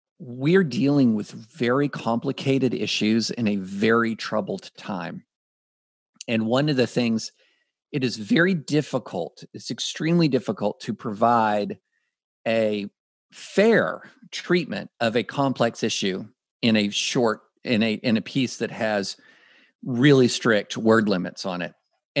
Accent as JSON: {"language": "English", "region": "Kentucky", "country": "United States", "tie": "born or raised there", "said": "When I grew up in Kentucky"}